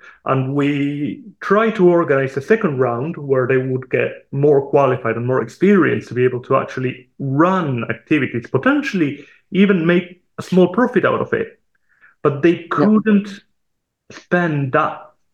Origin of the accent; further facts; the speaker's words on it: Argentina; English is a second language; I'm from Argentina